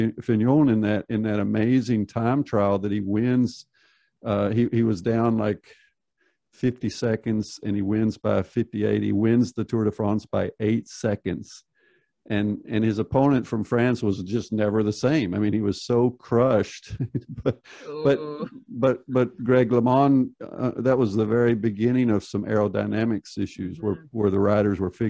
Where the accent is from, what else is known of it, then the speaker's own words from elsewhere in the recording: United States; I grew up in the United States